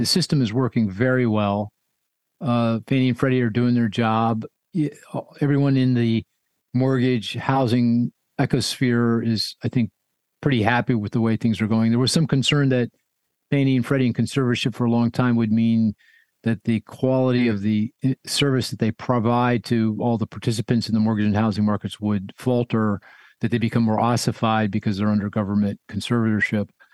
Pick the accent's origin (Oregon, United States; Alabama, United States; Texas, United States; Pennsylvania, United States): Pennsylvania, United States; Philadelphia; my hometown of Philadelphia